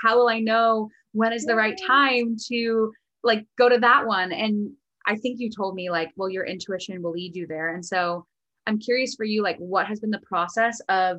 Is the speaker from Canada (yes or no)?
no; East Coast, United States; also born or lived in Connecticut; I know for me in Connecticut, or I was born on the East Coast too.